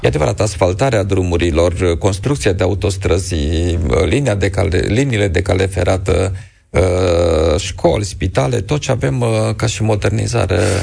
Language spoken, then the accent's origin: Romanian; Romania; ca și român